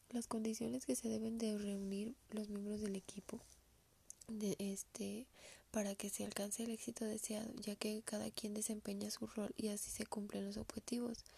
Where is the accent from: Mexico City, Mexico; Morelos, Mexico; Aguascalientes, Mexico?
Aguascalientes, Mexico; soy del estado de Aguascalientes